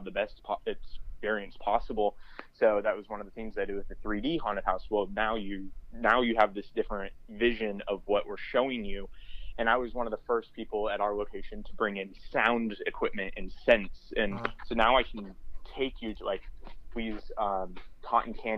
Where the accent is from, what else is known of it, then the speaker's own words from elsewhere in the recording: Folsom, California, United States; also born or lived in Granite Bay, California / Roseville, California; I grew up in Folsom and then moved to Granite Bay, Roseville area